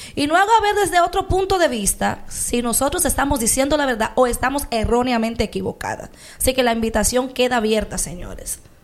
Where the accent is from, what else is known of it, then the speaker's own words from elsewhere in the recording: Dominican Republic; nosotros como dominicanos